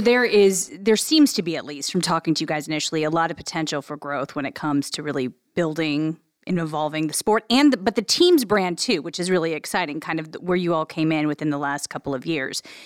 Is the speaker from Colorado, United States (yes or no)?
no; Illinois, United States; now in Columbus, United States; I'm from Illinois originally